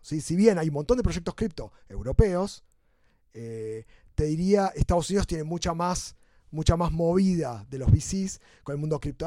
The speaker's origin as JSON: {"language": "Spanish", "country": "Argentina", "said": "como argentinos"}